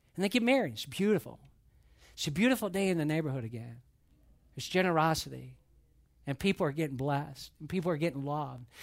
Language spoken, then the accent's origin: English; Atlanta, Georgia, United States; moved away; I grew up in Atlanta.